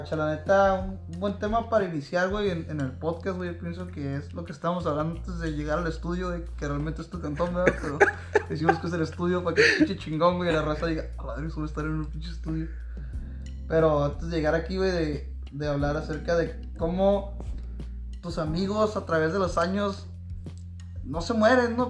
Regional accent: Tijuana, Baja California, Mexico; soy nacido en Tijuana, registrado aquí

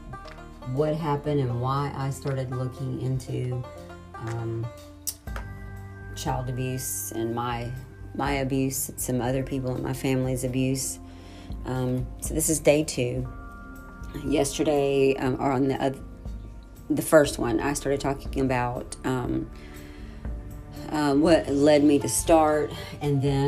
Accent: Atmore, Alabama, United States; I was born in Atmore in 69.

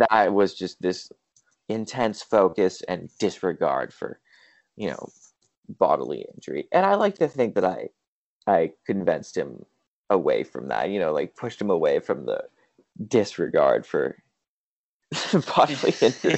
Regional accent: El Cerrito, California, United States; I grew up in in El Cerrito, California, which is just north of Berkeley in the Bay Area

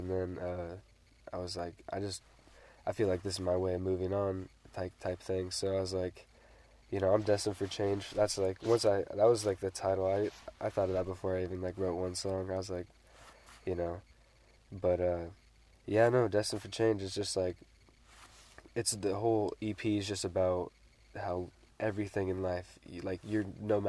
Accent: Ridgefield, Washington, United States; I'm from Richfield, Washington

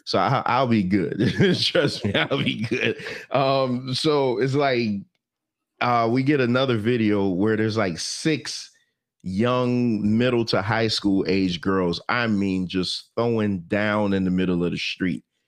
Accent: Jamaica; I'm Jamaican

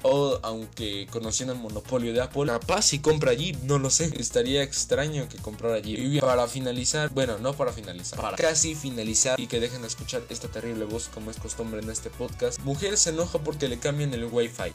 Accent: State of Mexico, Mexico; soy del Estado de México

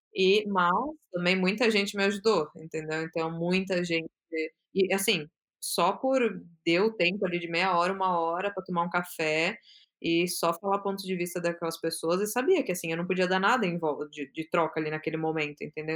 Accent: São Paulo, Brazil; moved away as an adult; now in Amsterdam, Netherlands; eu sou de São Paulo, nasci em São uhum. Paulo, eu tô morando lá

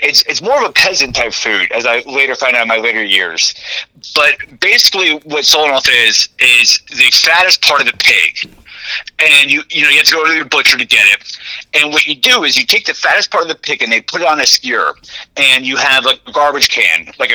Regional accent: New Brunswick, New Jersey, United States; I grew up in New Brunswick

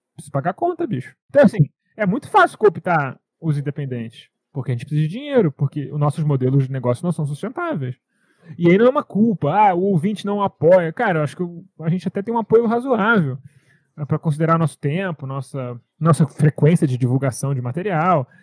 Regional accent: Brazil; eu sou brasileiro, como mandioca desde sempre

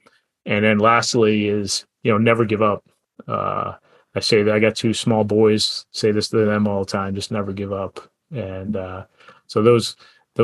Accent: United States; I grew up in the New Jersey, New York area

